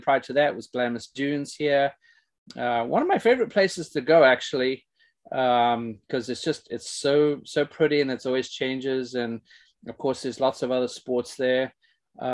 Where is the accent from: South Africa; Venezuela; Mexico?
South Africa; now in United States; growing up in South Africa